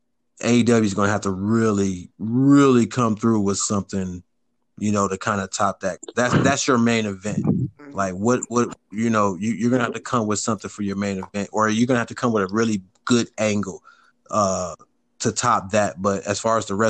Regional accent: Cleveland, Ohio, United States; I'm from Cleveland

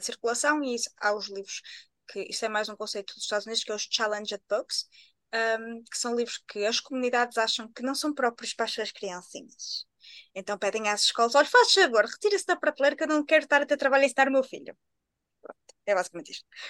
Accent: Viana do Castelo, Norte, Portugal; eu sou de Biana do Castelo.

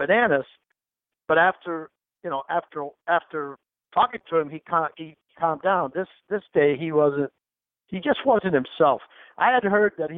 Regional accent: Key West, Florida, United States; I'm from Key West.

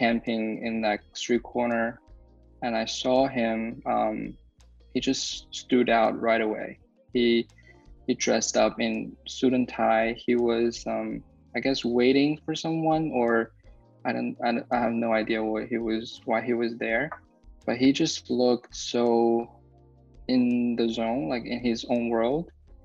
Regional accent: Beijing, China; moved away as an adult; now in New Jersey, United States; I was born and raised in Beijing, came to the United States when I was 18. I'm living in New Jersey now.

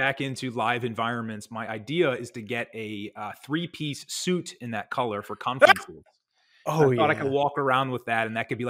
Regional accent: Ireland; because I'm pale Irish guy

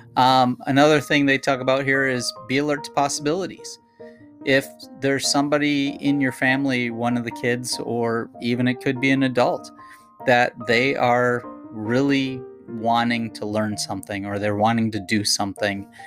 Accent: Minnesota, United States; I grew up in Minnesota

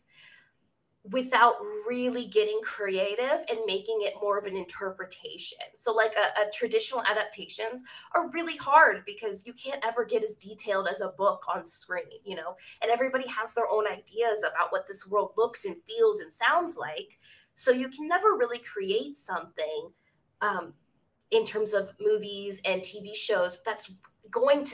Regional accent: Central Texas, United States; also born or lived in Northeast USA; I live in Central Texas

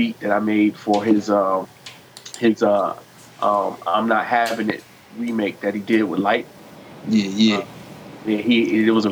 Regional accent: New York, United States; now in Virginia, United States; I'm originally from New York, but I live in Virginia

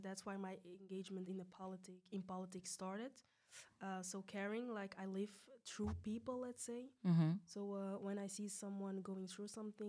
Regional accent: Belgium; As you said, I'm quite young. I'm 23. Born and raised in Belgium. My roots are in Senegal and Mauritania.

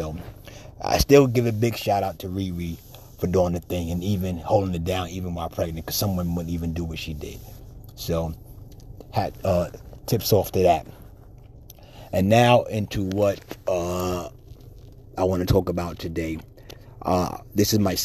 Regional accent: New York, United States; now in Pennsylvania, United States; I'm a Giants fan because I'm from New York

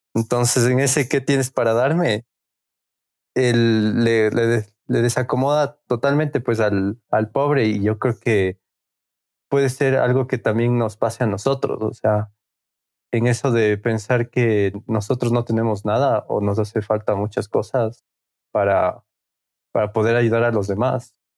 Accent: Quito, Pichincha, Ecuador; somos de Quito, Ecuador

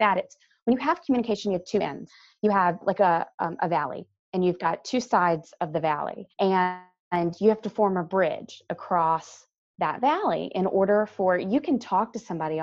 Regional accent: East Coast of North Carolina, United States; I grew up on the East Coast of North Carolina

